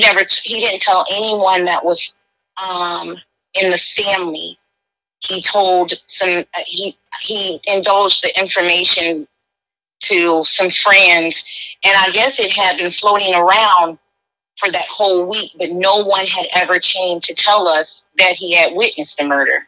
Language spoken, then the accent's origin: English; Sarasota, Florida, United States; now in Tampa, United States; I'm originally from Sarasota, Florida, but I live in um, I'm in Tampa, Florida now.